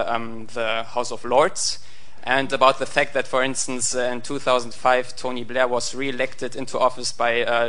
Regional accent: Germany; I'm German.

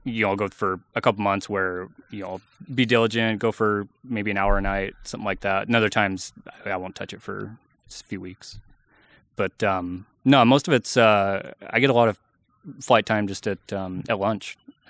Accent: Wilsonville, Oregon, United States; Wilsonville, just south of Portland.

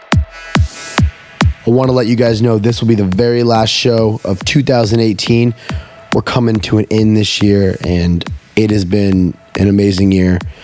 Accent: Houston, Texas, United States; Houston, Texas, my hometown, where I was born

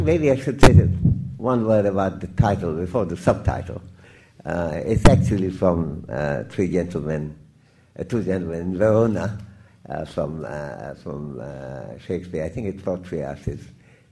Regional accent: India; I'm exclusively an Indian citizen

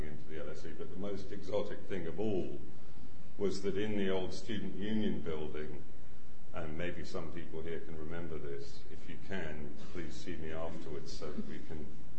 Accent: London, United Kingdom; I grew up in the Hampstead Garden suburb in North London

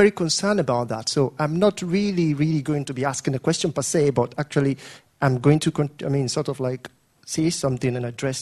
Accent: Nigeria; moved away; I'm from Africa, of course, from Nigeria.

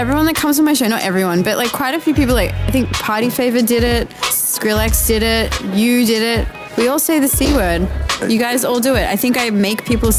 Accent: Australia; I'm from Australia.

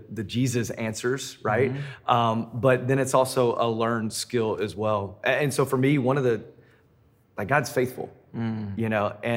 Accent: Memphis, Tennessee, United States; now in Denver, United States; I'm originally from Memphis.

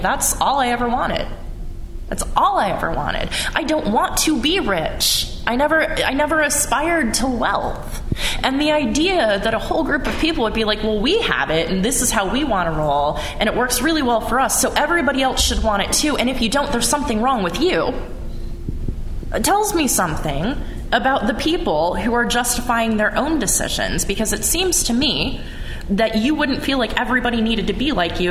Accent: United States; because I am an American.

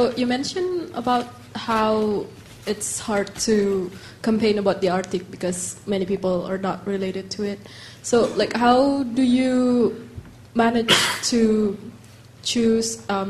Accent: Indonesia; I'm from Indonesia

